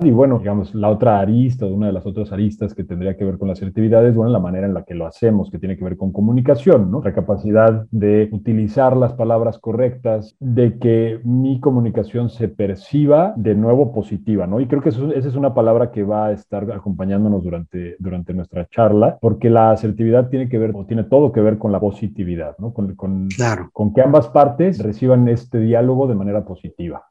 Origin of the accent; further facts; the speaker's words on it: Mexico; mi conocimiento como mexicano